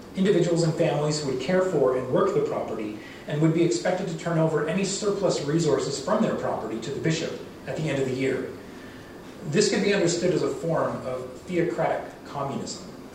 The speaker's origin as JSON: {"language": "English", "area": "Vancouver Island", "region": "British Columbia", "country": "Canada", "tie": "born or raised there", "also_born_or_lived": "Duncan, BC / Mexico / Lethbridge, Alberta / Cardston, Alberta", "moved": "as an adult", "lives_now": "Alberta, Canada", "said": "I grew up on Vancouver Island. I lived there for about 20 years, and I lived in Mexico for two years, and then I moved to southern Alberta to pursue my BA in history"}